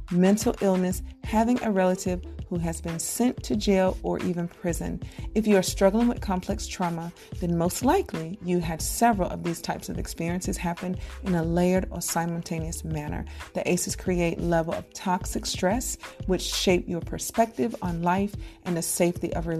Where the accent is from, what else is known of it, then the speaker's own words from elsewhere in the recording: Fayetteville, United States; moved away; I grew up in Fayetteville